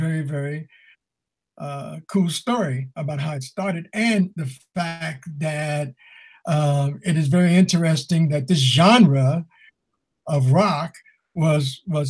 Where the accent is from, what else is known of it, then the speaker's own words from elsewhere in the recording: Chicago, Illinois, United States; I come from Chicago